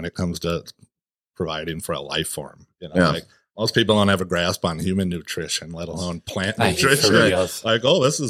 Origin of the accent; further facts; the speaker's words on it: Minnesota, United States; moved away as an adult; also born or lived in Michigan; I've born and raised here, and it's like finally my hometown